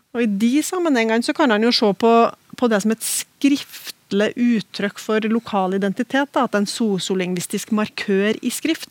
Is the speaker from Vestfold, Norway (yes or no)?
no; Oppdal, Trøndelag, Norway; i talemålet der jeg vokste opp, i Oppdal